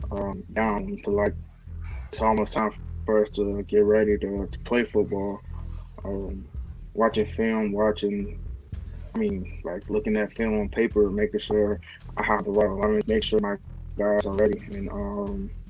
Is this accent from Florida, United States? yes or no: no; Chicago, Illinois, United States; Well, um, you know, growing up in Chicago is pretty it's pretty hard. Um, you gotta have kind of thick skin to, uh, to grow up in a windy city.